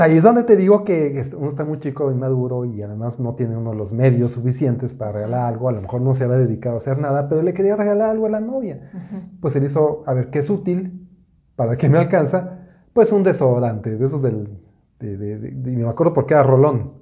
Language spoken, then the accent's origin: Spanish; Mexico City, Mexico; yo soy de la Ciudad de México